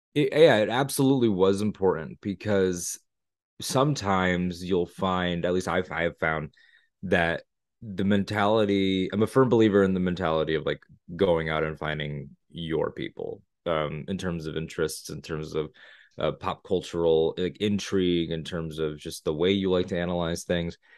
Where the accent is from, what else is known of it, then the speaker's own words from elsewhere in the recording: Connecticut, United States; moved away as an adult; now in Florida, United States; I'm from Connecticut originally. I live in Florida now